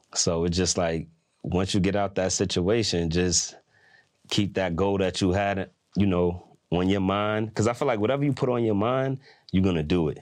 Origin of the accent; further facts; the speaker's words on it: New York, United States; I'm from New York